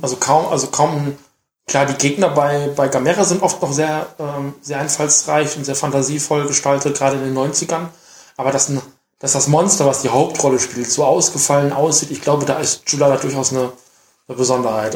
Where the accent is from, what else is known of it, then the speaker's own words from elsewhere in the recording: Germany; bei uns in Deutschland